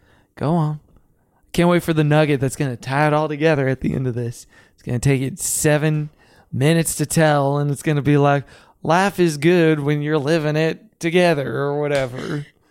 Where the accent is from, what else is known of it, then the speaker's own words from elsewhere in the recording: West Virginia, United States; Even though I'm from West Virginia.